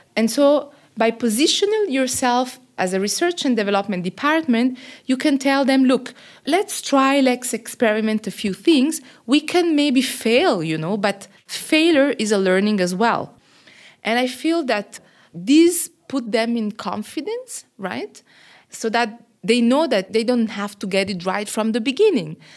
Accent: Switzerland; moved away as an adult; now in Côte d'Ivoire; I am originally from Switzerland, but working and living in Côte d'Ivoire now for the last twelve years

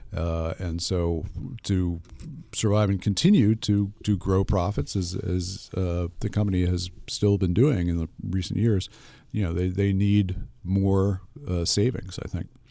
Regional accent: United States; as an American consumer

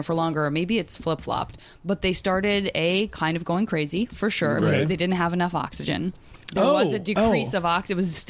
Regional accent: Tucson, Arizona, United States; And I'm from Tucson

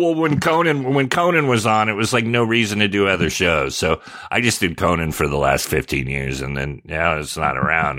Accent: Sonoma, California, United States; also born or lived in San Jose; by then I'd been there since fourth grade. I moved to Sonoma from San Jose

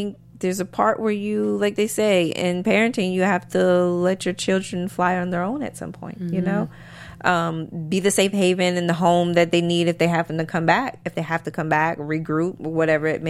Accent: North Carolina, United States; also born or lived in Maryland; now in Los Angeles, United States; I'm originally from Maryland, but I grew up in a smaller town in North Carolina

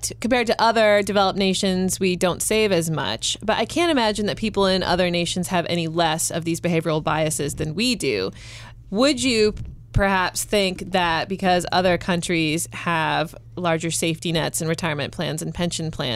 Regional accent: Boise, Idaho, United States; moved away; my hometown of Boise

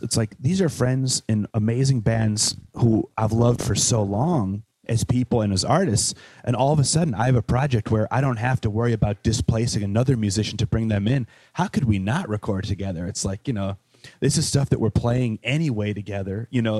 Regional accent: Wales, United Kingdom; So like growing up in Wales, I had this friend, James Ranson, who lived in Manchester.

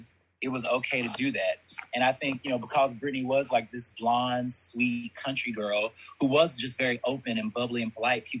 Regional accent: Columbus, Georgia, United States; also born or lived in Birmingham, Alabama; I'm from Georgia. Nice. Georgia. I was born in Birmingham, Alabama.

